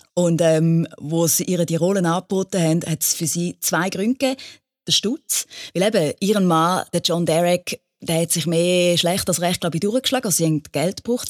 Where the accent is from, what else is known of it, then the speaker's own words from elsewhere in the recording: Thurgau, Switzerland; bei uns im Thurgau